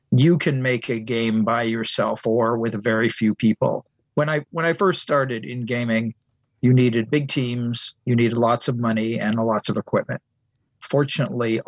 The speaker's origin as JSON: {"language": "English", "town": "San Diego", "region": "California", "country": "United States", "tie": "born or raised there", "also_born_or_lived": "Long Beach, California / Cupertino, California", "said": "I grew up in San Diego, California, and I would go every year to San Diego Comic Convention."}